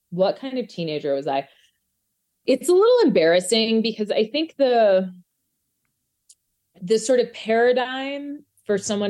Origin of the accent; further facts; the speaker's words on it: Albuquerque, New Mexico, United States; moved away; I'm from New Mexico.